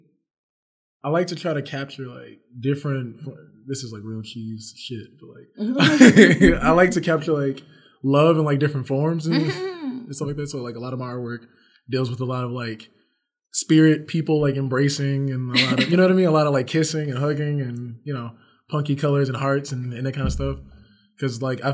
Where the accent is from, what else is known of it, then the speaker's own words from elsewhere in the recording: Houston, Texas, United States; I am from Houston, born and raised